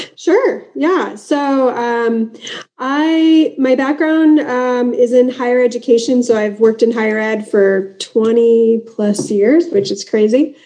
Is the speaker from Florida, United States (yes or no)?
no; Southern California, United States; accent: American; I'm from Southern California